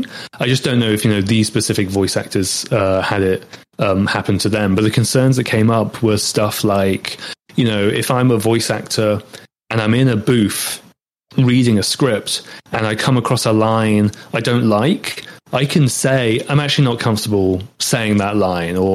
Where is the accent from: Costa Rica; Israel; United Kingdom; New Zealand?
United Kingdom; accent: British English; I'm British and that's my accent